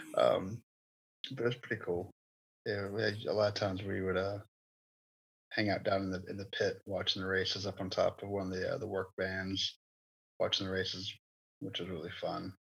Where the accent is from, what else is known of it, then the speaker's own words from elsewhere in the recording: South Boston, Virginia, United States; south boston speedway my hometown